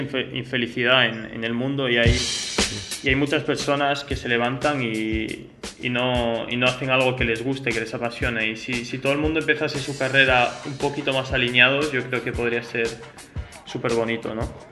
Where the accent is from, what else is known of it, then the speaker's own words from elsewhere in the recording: France; moved away; also born or lived in United States; nací en Francia y he vivido también en Estados Unidos